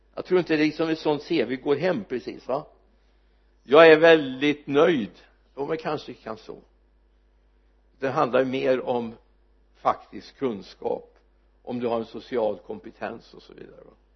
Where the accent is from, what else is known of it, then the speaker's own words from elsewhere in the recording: Mariestad, Västra Götaland, Sweden; jag jobbade på ett elföretag hemma i Mariestad